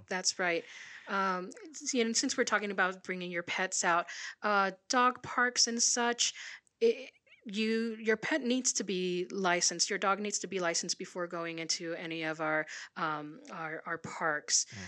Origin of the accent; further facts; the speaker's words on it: Puerto Rico; now in Sierra Vista, United States; I'm originally from Puerto Rico